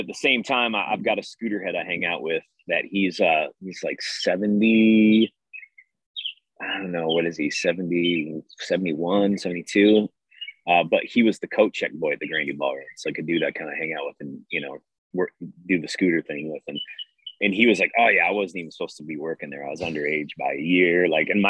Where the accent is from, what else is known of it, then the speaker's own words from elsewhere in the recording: Detroit, Michigan, United States; I'm from Detroit